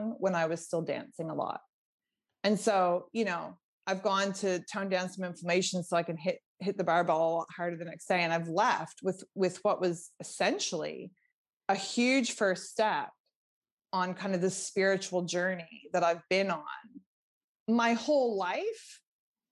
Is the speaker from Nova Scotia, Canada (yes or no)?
yes; Nova Scotia, Canada; I'm from Nova Scotia, Canada. So, you know, I grew up swimming in quite cold water most of the year.